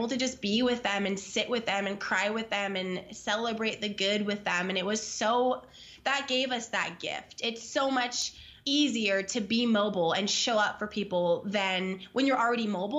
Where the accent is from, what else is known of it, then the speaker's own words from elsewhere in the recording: California, United States; We're from Southern California. We moved to the Midwest into like the mountains in Arkansas. So just like very opposite of where we're from, where we were born and raised, where we met.